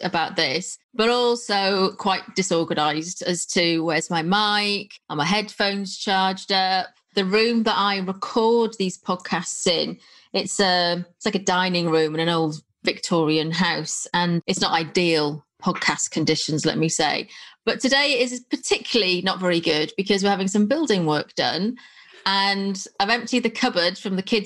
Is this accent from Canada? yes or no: no; North Wales, United Kingdom; I'm from North Wales